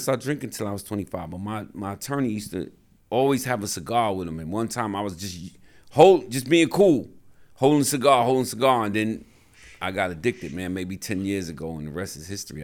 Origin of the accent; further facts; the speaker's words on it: New York City, New York, United States; I grew up in the South Bronx